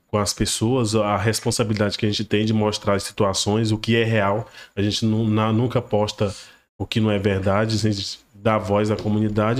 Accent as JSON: {"language": "Portuguese", "town": "Porto Nacional", "region": "Tocantins", "country": "Brazil", "tie": "born or raised there", "said": "Eu fui nascido e criado lá no Jardim Municipal"}